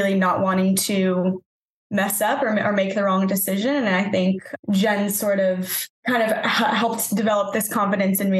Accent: New England, United States; also born or lived in Los Angeles; now in Boston, United States; I'm from the New England area originally

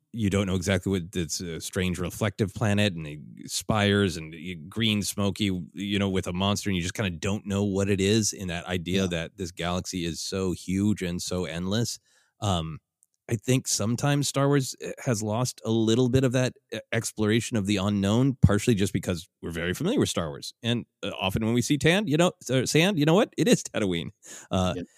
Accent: Minnesota, United States; I have lived in, in extreme cold growing up in Minnesota

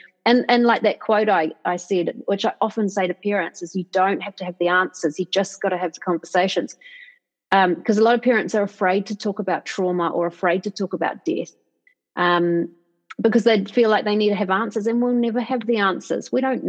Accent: New Zealand; moved away; also born or lived in London; because it was my home country

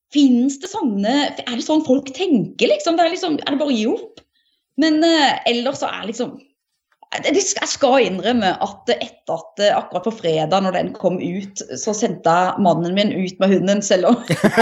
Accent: Setesdal, Agder, Norway; jeg kommer fra Setesdal

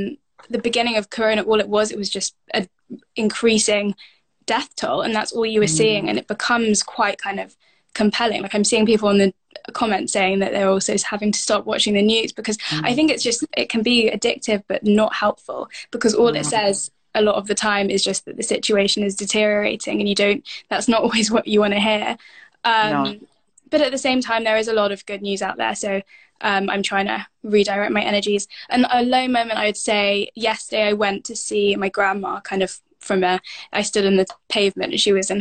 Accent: South India, India; where I'm from in South India

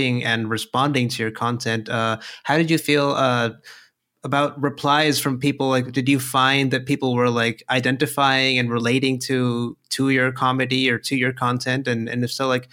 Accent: Monterrey, Nuevo León, Mexico; I'm from Monterrey

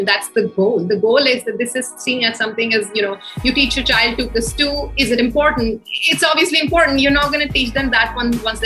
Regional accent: Delhi, India; moved away as an adult; now in Mumbai, India; I was born in Delhi. I grew up in Delhi, NCR

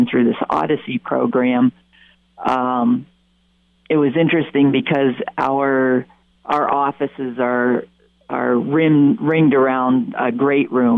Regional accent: Pennsylvania, United States; moved away; also born or lived in Windham, New York; I'm from Pennsylvania.

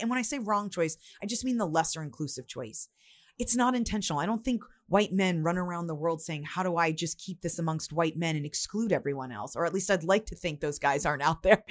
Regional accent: United States; I'm from the United States

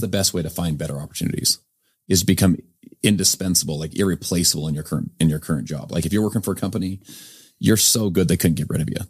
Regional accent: Sandy, Utah, United States; I'm from Sandy, Utah, just up the way here

